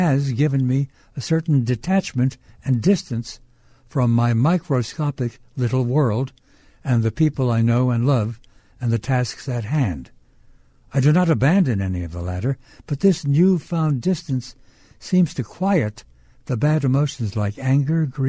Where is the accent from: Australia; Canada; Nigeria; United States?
United States; New York City, New York; When I was a little boy growing up in Brooklyn, New York, you could still see the night sky